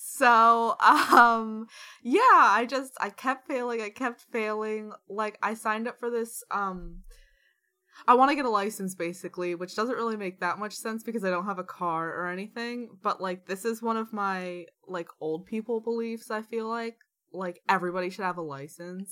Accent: Washington, District of Columbia, United States; moved away

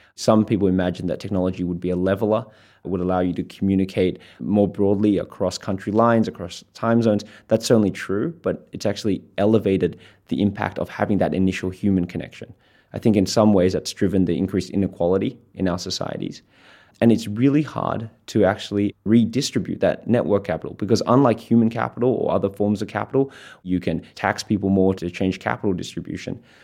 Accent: Australia; I'm an Australian and I'm a Schwartzman scholar

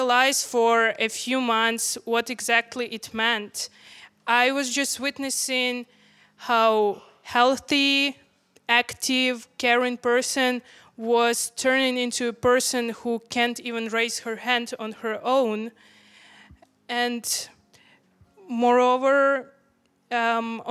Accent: Ukraine; I'm from Ukraine. A little background, I'm from Ukraine

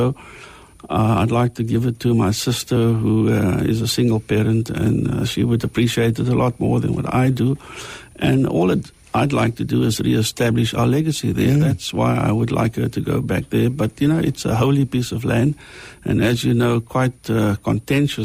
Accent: Cape Town, Western Cape, South Africa; I was born in District 6, forcibly removed in 1960

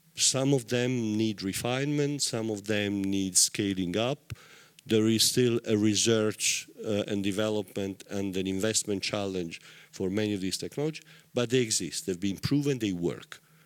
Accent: Taranto, Apulia, Italy; I come from Taranto in southern Italy

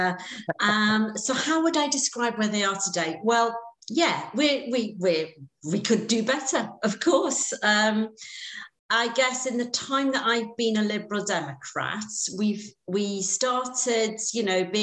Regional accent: Wrexham, Wales, United Kingdom; also born or lived in Cardiff; born and brought up in Wrexham in North Wales

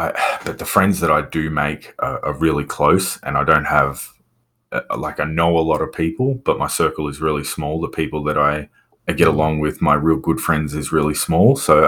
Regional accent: Victoria, Australia; I don't know if you know Victoria in Australia, but I've lived right up the top end. I've lived right down the bottom end. I've lived everywhere.

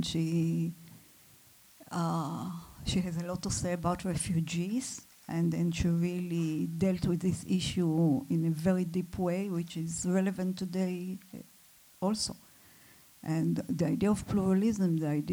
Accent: Israel; I come from Israel

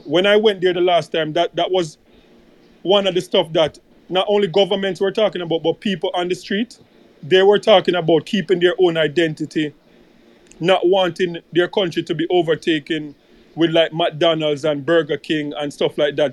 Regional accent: Jamaica; as a Jamaican

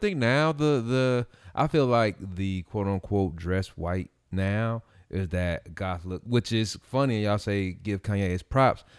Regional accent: Gary, Indiana, United States; also born or lived in Merrillville; I came from Gary, and then, which was predominantly black.

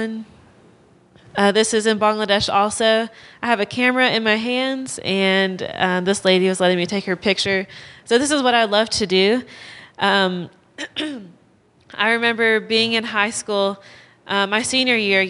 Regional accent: Clanton, Alabama, United States; moved away as an adult; now in Oklahoma, United States; I'm from Alabama. I grew up in Clanton, around Clanton most of my life

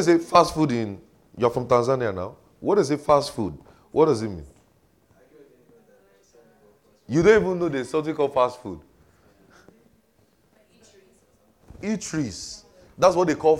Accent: Nigeria; now in United States; I grew up in Nigeria

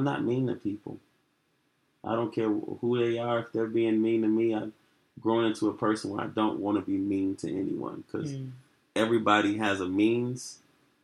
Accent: Chicago, Illinois, United States; growing up in Chicago

